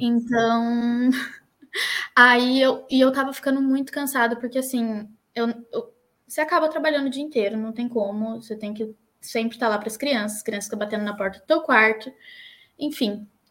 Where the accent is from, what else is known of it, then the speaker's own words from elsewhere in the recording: Taubaté, São Paulo, Brazil; moved away as an adult; now in Dún Laoghaire, Ireland; eu sou de Taubaté, uma cidade de, do estado de São Paulo, bem famosinha até.